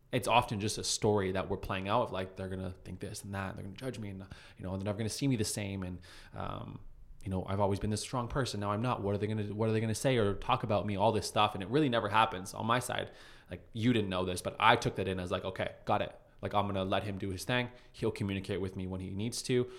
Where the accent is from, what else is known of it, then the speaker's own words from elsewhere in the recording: Calgary, Alberta, Canada; moved away; I'm from Calgary.